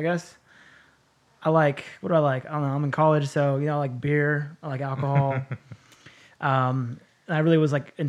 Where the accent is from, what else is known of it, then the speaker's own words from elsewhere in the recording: El Cerrito, California, United States; also born or lived in Berkeley, California / Martinez, California / Chico, California; I'm from the Bay, born in Berkeley